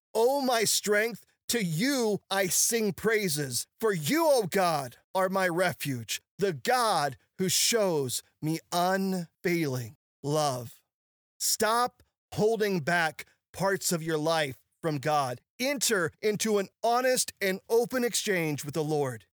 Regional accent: Ozark Mountains, the Ozarks, United States; I grew up in the Ozark Mountains

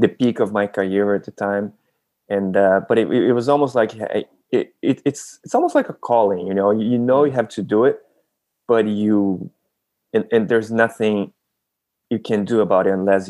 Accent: Brazil; I was born and raised in Brazil

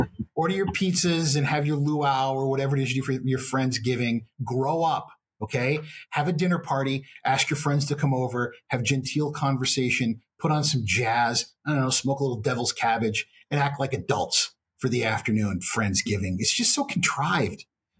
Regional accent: Texas, United States; And being Texan, there's really very rarely a meal that doesn't involve beef.

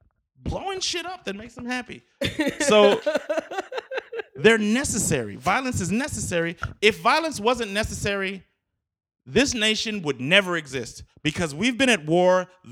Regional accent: United States; I'm American.

